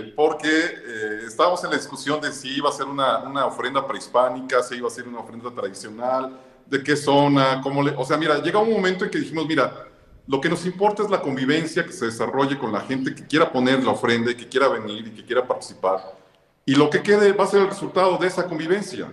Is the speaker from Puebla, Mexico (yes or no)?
yes; Puebla, Mexico; como poblanos, como gente que le gusta la tradición del Día de Muertos.